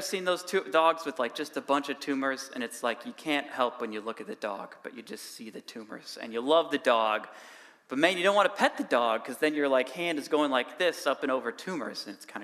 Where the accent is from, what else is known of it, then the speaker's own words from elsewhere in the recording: Cambridge, Wisconsin, United States; now in Whitewater, United States; I actually grew up in Cambridge